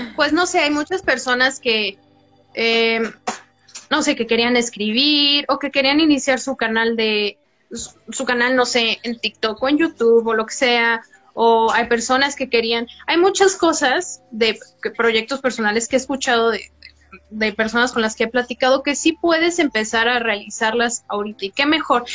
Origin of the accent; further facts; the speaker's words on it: Mexico; como mexicanos